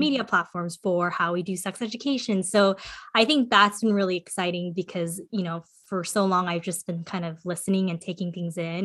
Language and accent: English; California, United States; also born or lived in South Korea; I was born in California